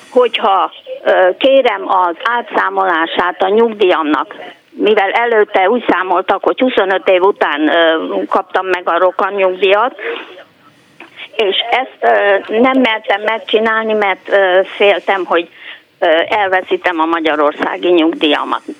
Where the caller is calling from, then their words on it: Romania; moved away; Azt szeretném megkérdezni Farkas úrtól, hogy Romániából jöttem át